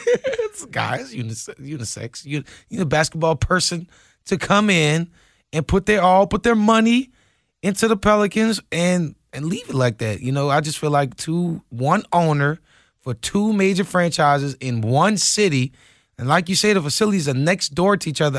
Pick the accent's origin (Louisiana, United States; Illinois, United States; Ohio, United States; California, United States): Louisiana, United States; New Orleans; I'm from New Orleans